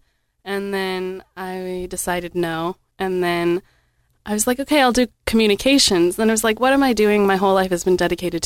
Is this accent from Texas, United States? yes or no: yes; Round Rock, Texas, United States; moved away as an adult; also born or lived in Las Vegas, Nevada; now in Owensboro, United States; I grew up in kind of a smaller town-ish, except it was right outside of Austin